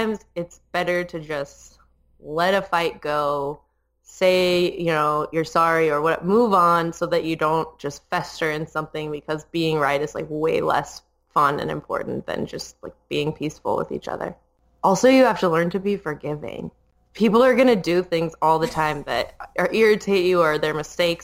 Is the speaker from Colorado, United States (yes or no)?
yes; Colorado, United States; now in Las Vegas, United States; I grew up in Colorado